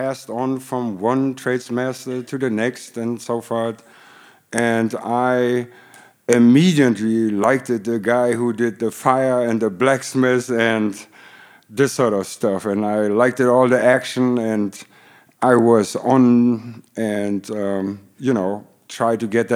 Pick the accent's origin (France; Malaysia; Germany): Germany; English is a second language; moved away as an adult; also born or lived in Detroit / Hollywood; now in United States; I grew up in Germany